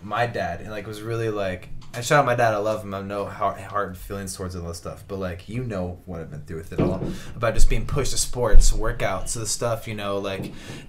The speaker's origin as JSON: {"language": "English", "town": "Spokane", "region": "Washington", "country": "United States", "said": "We're from Spokane"}